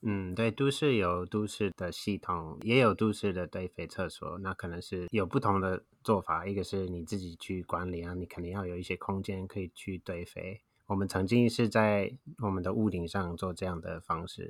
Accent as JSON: {"language": "Chinese", "region": "Wisconsin", "country": "United States", "tie": "born or raised there", "second_language": "Chinese", "moved": "as an adult", "lives_now": "Taiwan", "said": "在美国的威斯康星州长大，然后从二十岁到现在大概三十年在台湾"}